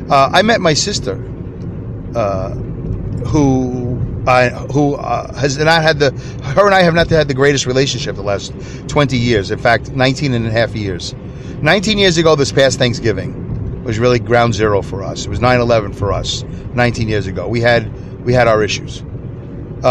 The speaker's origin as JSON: {"language": "English", "town": "Saugerties", "region": "New York", "country": "United States", "tie": "born or raised there", "said": "my hometown of Saugerties, New York"}